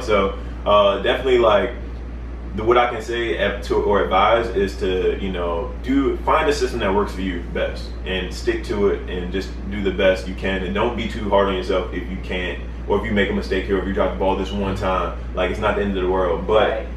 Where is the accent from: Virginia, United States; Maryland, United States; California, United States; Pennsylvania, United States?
Maryland, United States; Baltimore; moved away; I'm originally from Baltimore, Maryland